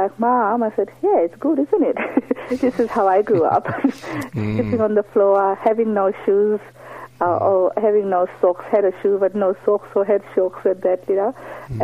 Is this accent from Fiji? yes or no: yes; Fiji; now in Launceston, Australia; I come from Fiji